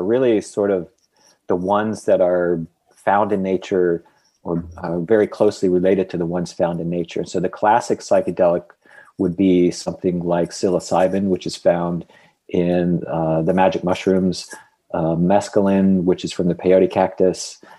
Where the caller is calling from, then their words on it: New Orleans, Louisiana, United States; I am calling in from New Orleans, Louisiana.